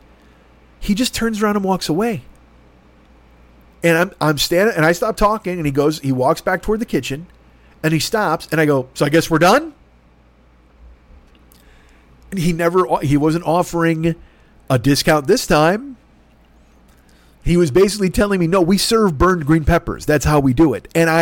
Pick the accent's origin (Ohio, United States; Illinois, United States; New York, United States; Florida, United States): Illinois, United States; Chicago; moved away; I'm from Chicago